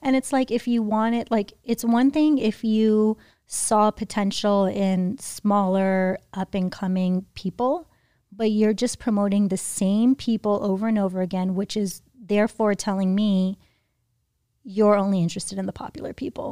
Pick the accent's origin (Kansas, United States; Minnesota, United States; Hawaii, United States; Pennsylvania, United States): Hawaii, United States; now in Los Angeles, United States; I grew up in Hawaii